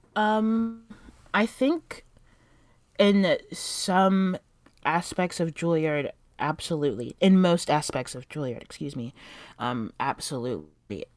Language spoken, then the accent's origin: English; South Florida, United States; moved away as an adult; now in New York City, United States; I'm originally from South Florida